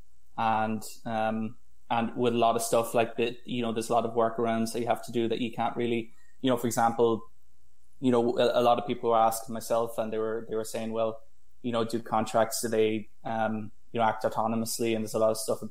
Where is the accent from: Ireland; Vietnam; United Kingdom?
Ireland; I'm from Ireland, and I studied in UCC